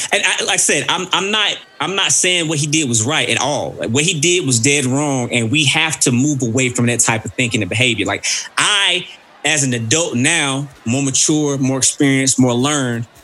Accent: Mississippi, United States; I'm from Mississippi

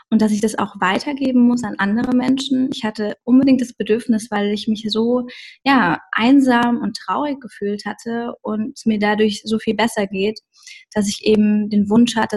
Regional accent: Bensheim, Hesse, Germany; Also ursprünglich komme ich aus Bensheim an der Bergstraße in Hessen und ähm, ja, ich bin dort aufgewachsen in einer kleinen Stadt

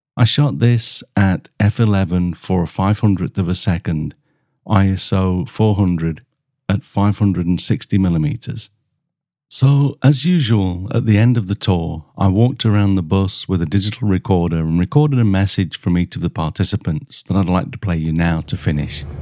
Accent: Costa Rica; I'm Christian. I'm from Costa Rica

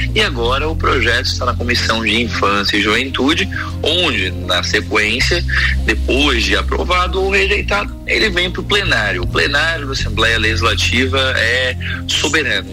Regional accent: Brazil; nós, como brasileiros

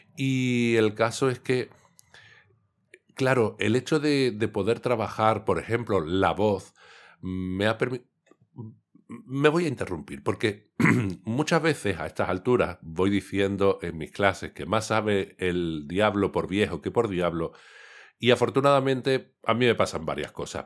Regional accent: Cádiz, Andalusia, Spain; yo soy de Cádiz

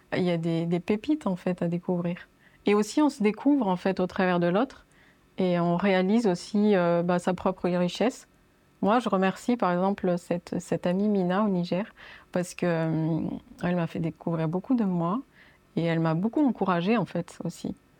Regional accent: France; je suis née en fait en France

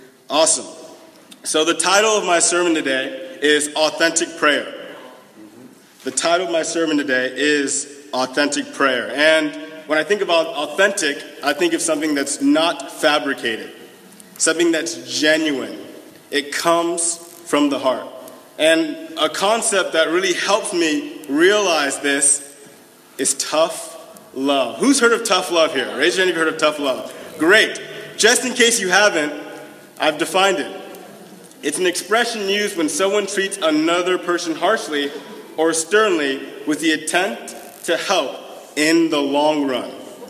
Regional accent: Los Angeles, California, United States; now in Birmingham; I'm from Los Angeles, California.

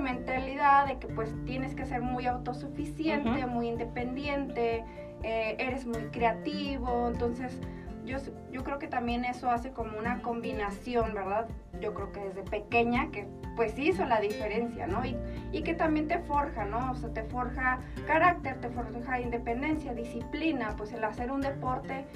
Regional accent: Chihuahua, Mexico; moved away as an adult; also born or lived in Colorado Springs, United States / Ireland; now in Mexico City, Mexico; yo soy originaria de aquí, de Chihuahua, de la capital

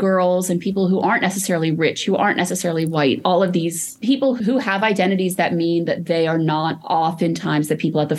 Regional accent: Los Angeles, California, United States; I grew up in Los Angeles, an only child before Ubers.

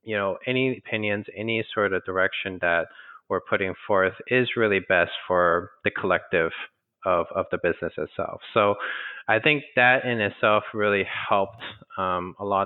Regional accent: Texas, United States; moved away as an adult; I was born in Texas myself, but I grew up mostly in Texas, but after college, everywhere else.

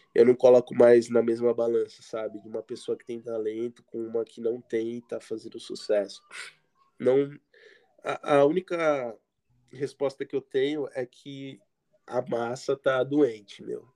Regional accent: Guarujá, São Paulo, Brazil; eu era do Guarujá, litoral de São Paulo.

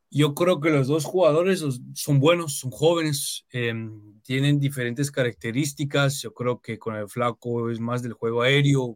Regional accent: United States; yo, nací acá en Estados Unidos, pero aparte de eso me considero como un guatemalteco más

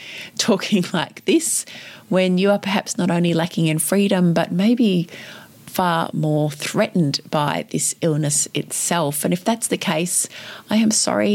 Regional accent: Victoria, Australia; here in my home state of Victoria

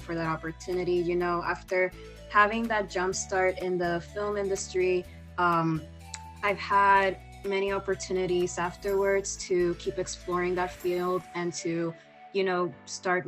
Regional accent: Puerto Rico; moved away as an adult; now in New York, United States; I'm from Puerto Rico and I'm also half Dominican. So yeah, this is like my first time, you know, just living outside of the island.

